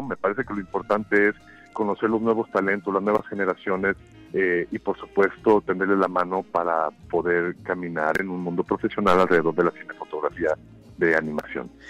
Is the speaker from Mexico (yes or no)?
yes; Mexico; moved away as an adult; also born or lived in United States; moverme hacia los Estados Unidos como un mexicano trabajando fuera